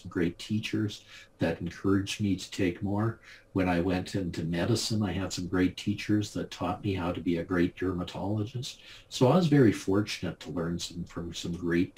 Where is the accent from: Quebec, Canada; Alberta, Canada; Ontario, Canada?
Alberta, Canada; Calgary; I grew up in Calgary, Alberta, Canada, the home of the Calgary Stampede